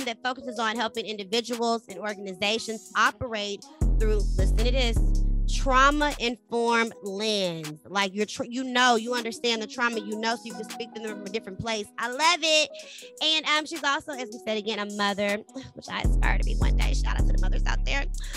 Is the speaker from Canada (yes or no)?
no; Texas, United States; I'm from Texas